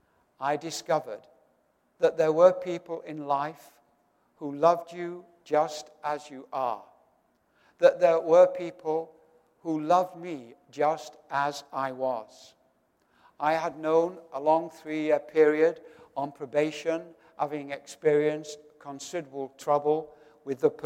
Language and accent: English; Doncaster, Yorkshire and the Humber, United Kingdom; my hometown of Doncaster in northern England